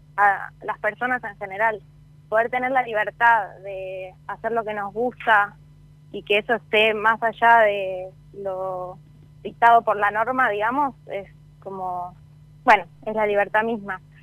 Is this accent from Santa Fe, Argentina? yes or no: no; Salta, Argentina; yo, que soy de Salta